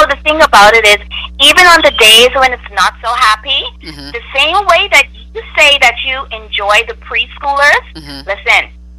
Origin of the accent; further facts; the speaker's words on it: Grand Bahama, Bahamas; moved away; I am originally from the Bahamas, on the island of Grand Bahama